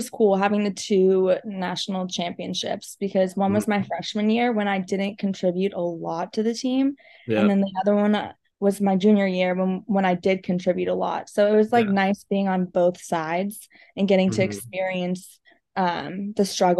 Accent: Georgia, United States; now in California, United States; I loved it in Georgia. I honestly miss the East Coast. I miss the green and I miss the space.

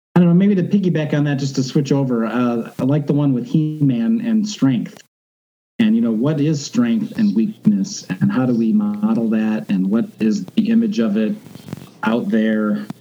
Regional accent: outside of Chicago, Illinois, United States; I grew up outside of Chicago in Illinois, where it's flat

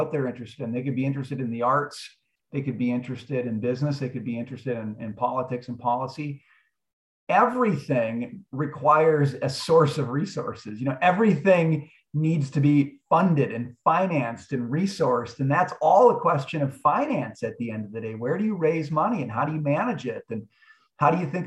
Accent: Forest Lake, Minnesota, United States; now in New York City, United States; I grew up in a town called Forest Lake.

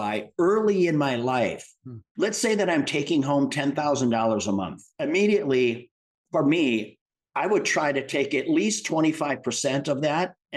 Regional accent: Midwest, United States; I grew up in the Midwest

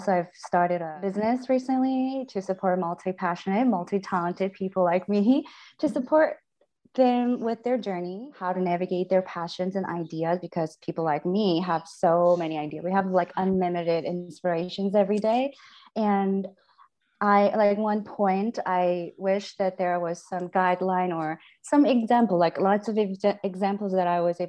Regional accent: Seoul, South Korea; moved away as an adult; now in United States; So I'm originally from Seoul, Korea. I grew up in Seoul, just normal family, normal environment. I moved to the States 2013

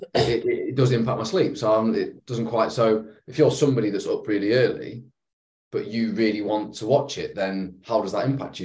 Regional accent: England, United Kingdom; being an Englishman

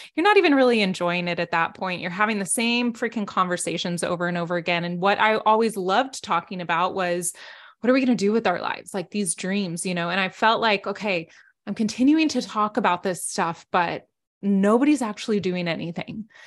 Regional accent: South Texas, United States; I grew up in South Texas

